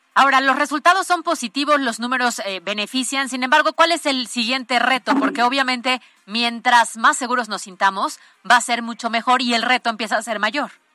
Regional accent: Puebla, Mexico; somos poblanos y aquí hay mucha cosa bonita

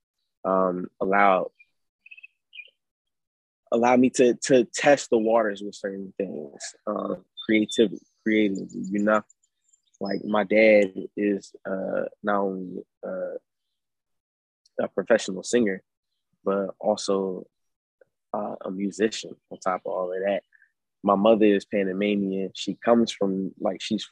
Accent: Philadelphia, Pennsylvania, United States; I'm from North Philadelphia, PA

